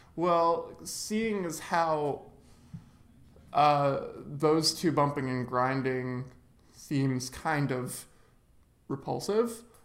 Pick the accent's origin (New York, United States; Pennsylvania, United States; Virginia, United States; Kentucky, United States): New York, United States; here in my hometown of New York